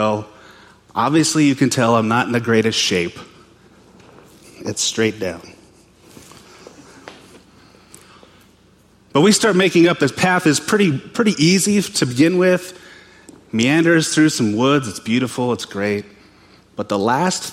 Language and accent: English; western Montana, United States; moved away; I'm from Montana. Born and raised, grew up there, western Montana. I grew up in a little town on the Flathead Indian Reservation at the base of the Mission Mountains